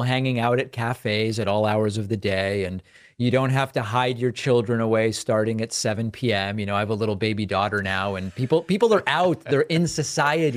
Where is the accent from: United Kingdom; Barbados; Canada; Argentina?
Argentina; now in United States; I'm from Argentina